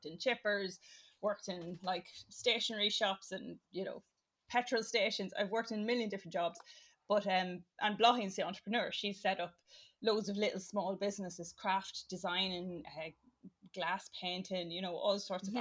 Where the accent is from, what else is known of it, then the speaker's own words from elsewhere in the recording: Cavan, Ulster, Ireland; We're from Cavan.